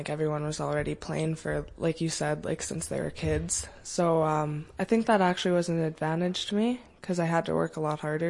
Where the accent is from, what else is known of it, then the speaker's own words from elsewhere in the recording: Hinton, Alberta, Canada; now in St. Albert, Canada; I grew up in Hinton, and I moved to St. Albert in grade 9, end of grade 9, to come play basketball for Satches